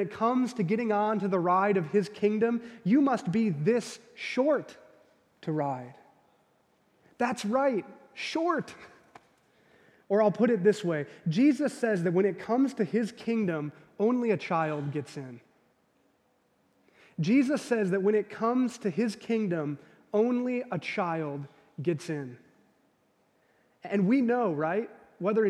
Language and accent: English; Gurnee, Illinois, United States; I grew up in the Chicagoland area, in a suburb north of the city, about 45 minutes, called Gurnee, Illinois.